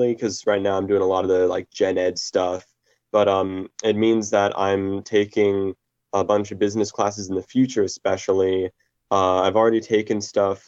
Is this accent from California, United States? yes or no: no; Colorado, United States; now in Minneapolis, United States; I'm born and raised in Colorado, but I'm living in Minnesota right now